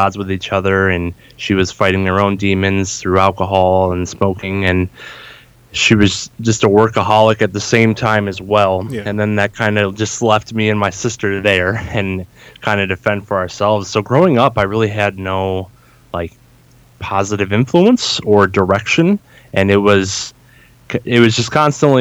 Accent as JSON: {"language": "English", "region": "Northeast Ohio", "country": "United States", "tie": "born or raised there", "said": "I grew up in Northeast Ohio. I still reside here to this day"}